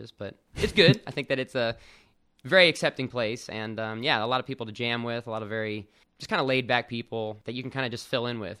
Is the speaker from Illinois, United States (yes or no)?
no; Austin, Texas, United States; So, uh, both my parents were actually in the army, so we moved around a lot as a kid. The majority of my childhood was in Austin, Texas, though from about middle school on.